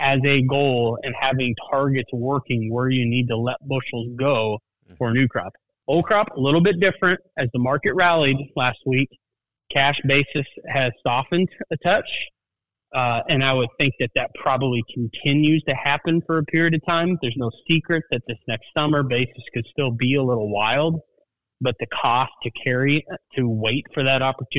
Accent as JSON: {"language": "English", "region": "New Jersey", "country": "United States", "accent": "Jersey", "said": "They don't care in my Jersey accent as much as I could, right?"}